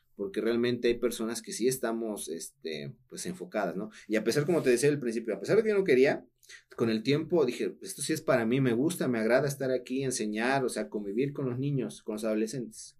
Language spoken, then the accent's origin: Spanish; Altotonga, Veracruz, Mexico; also born or lived in Juan Rodríguez Clara; soy de Alto Tonga